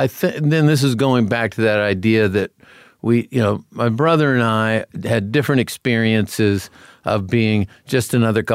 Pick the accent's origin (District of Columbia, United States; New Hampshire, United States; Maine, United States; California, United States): New Hampshire, United States; Concord; Grew up in New Hampshire.